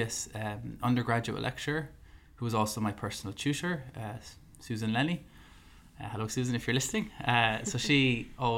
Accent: Ireland; I'm an Irish man at first, and then I'm a dietitian

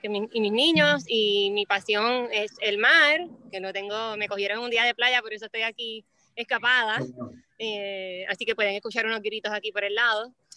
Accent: Puerto Rico; yo nací y, me crié toda la vida en Puerto Rico.

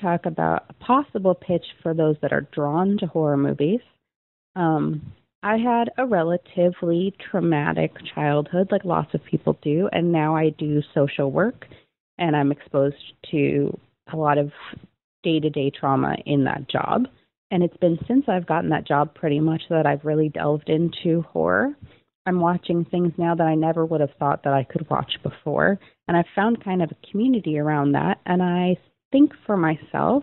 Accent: United States; I'm a fan from the States

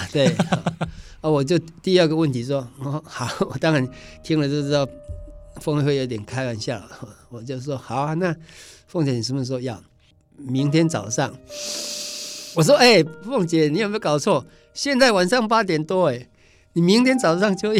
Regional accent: Taiwan; first language Taiwanese Hokkien; Chinese is a second language; 我们台湾

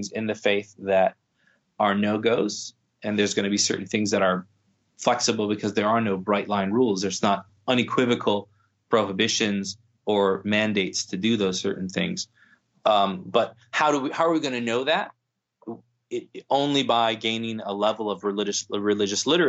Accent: United States; as someone born and raised in the predominant, you know, white Anglo-Saxon Protestant culture of the United States

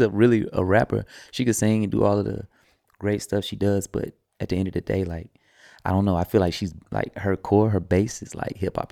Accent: the South, United States; I'm from the South too

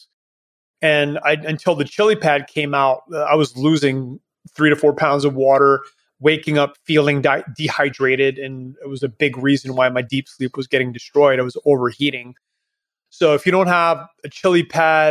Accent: Canada; now in Panama; I am Canadian, but left a long time ago.

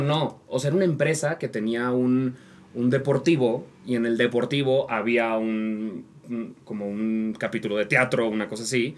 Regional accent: Monterrey, Nuevo León, Mexico; now in Mexico City, Mexico; soy de Monterrey

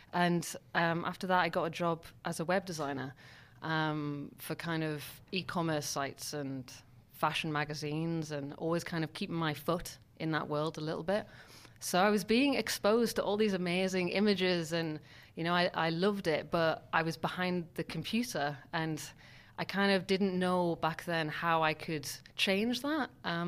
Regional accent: Newcastle-under-Lyme, West Midlands, United Kingdom; now in Berlin, Germany; In a place called Newcastle, which is north of Birmingham.

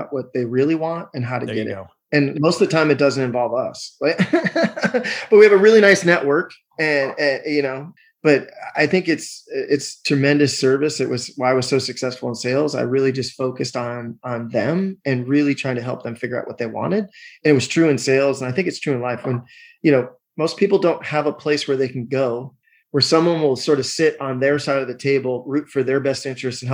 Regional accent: Seattle, Washington, United States; I'm from Seattle

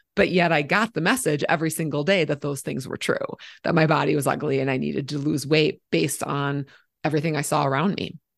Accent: Minnesota, United States; moved away as an adult; now in Colorado, United States; I live in Colorado, but I'm from Minnesota

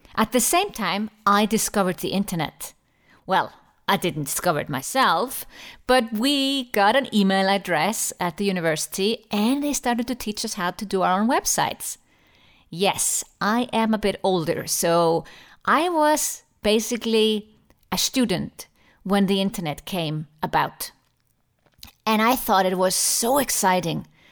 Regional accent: Iceland; moved away as an adult; also born or lived in Germany / London; now in Switzerland; I appreciate my home country, Iceland, more and more the longer I live abroad

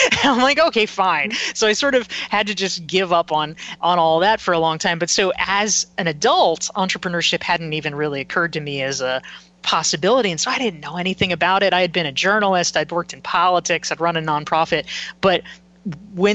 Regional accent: Pinehurst, North Carolina, United States; I grew up in North Carolina

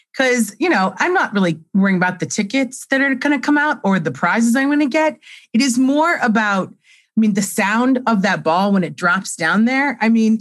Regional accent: Cleveland, Ohio, United States; when I was in middle school, growing up in Cleveland

